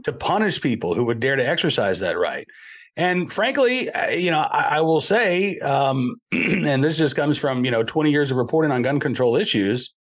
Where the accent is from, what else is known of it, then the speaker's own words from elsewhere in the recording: Massachusetts, United States; moved away; I was born in Massachusetts